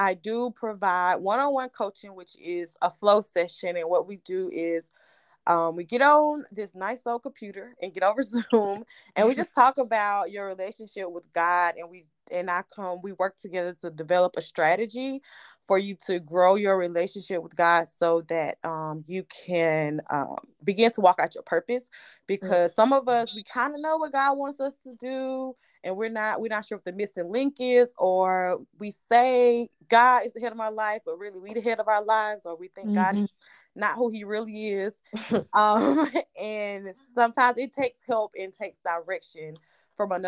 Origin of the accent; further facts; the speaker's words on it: Atlanta, Georgia, United States; I'm from Atlanta, Georgia